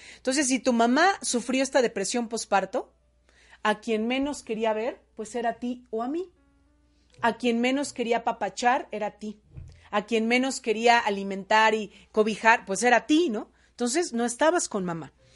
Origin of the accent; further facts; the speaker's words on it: Mexico; como cultura mexicana, eso se da mucho aquí en el país